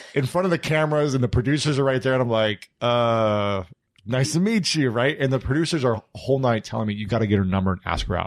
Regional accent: Ohio, United States; moved away as an adult; also born or lived in New York City; now in Los Angeles, United States; I'm from Ohio, so I'm a neighbor of yours

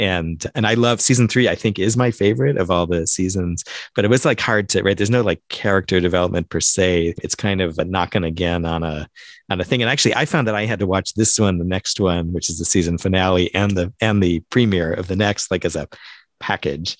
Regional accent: Central Time Zone, United States; moved away; I grew up in Central Time

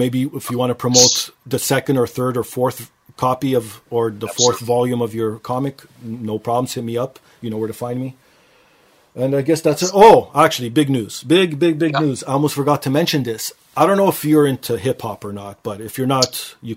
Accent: Canada; because I'm Canadian

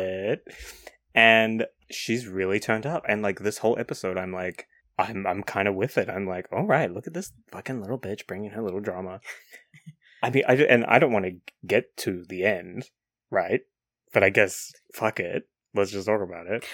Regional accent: New Zealand; being from New Zealand

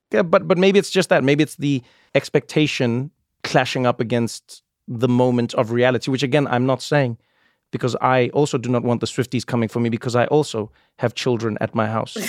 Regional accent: South Africa; moved away; When I was a child growing up in South Africa

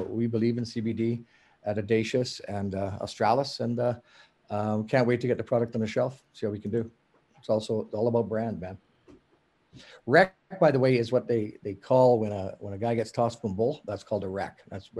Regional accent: Western Canada, Canada; I mean, I'm from Western Canada

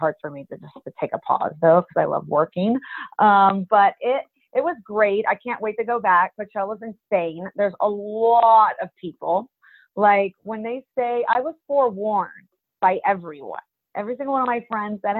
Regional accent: Russia; moved away; I really am Russian. I grew up in Russia and I have my Russian cravings.

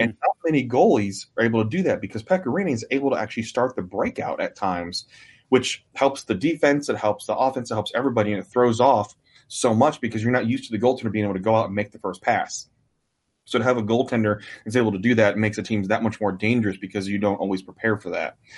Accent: Michigan, United States; now in Nashville, United States; I'm originally from Michigan, moved down here

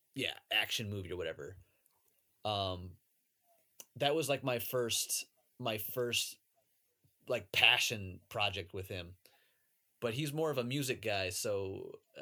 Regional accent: Ohio, United States; I'm from Ohio

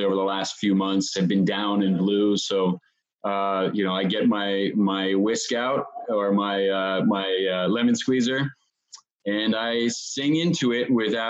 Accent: New Jersey, United States; I am from New Jersey

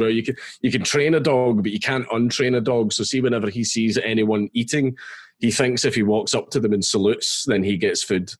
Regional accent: Scotland, United Kingdom; I'm Scottish

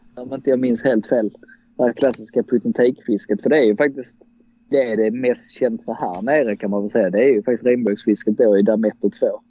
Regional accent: Dalby, Skåne, Sweden; also born or lived in Gothenburg; jag är faktiskt född i Göteborg men vi flyttade snabbt ner till Skåne igen eh, där mamma är från. Eh, och bosatte oss då i Dalby

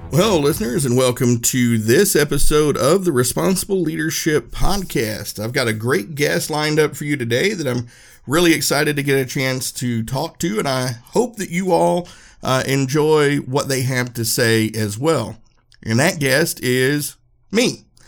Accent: Erwin, Tennessee, United States; I grew up in a small town, Irwin, Uh, in Unicoi County, we're right up in the tip of Northeast Tennessee.

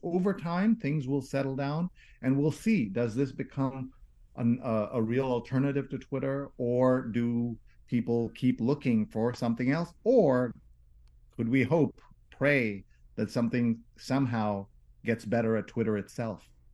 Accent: New York, United States; I'm a New Yorker

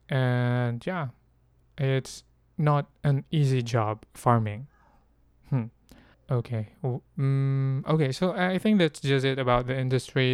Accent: Philippines; I'm from the Philippines, um, in the Philippines, we're mostly agricultural, but although, uh, my grandfather was a farmer and I lived mostly with farmers when I was young

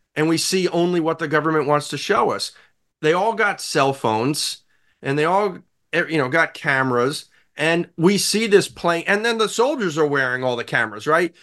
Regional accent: New York, United States; as a New Yorker

